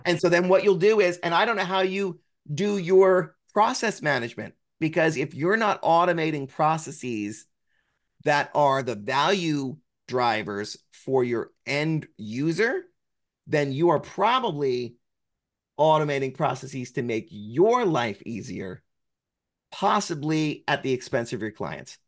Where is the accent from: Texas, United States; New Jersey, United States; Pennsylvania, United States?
New Jersey, United States; I'm from New Jersey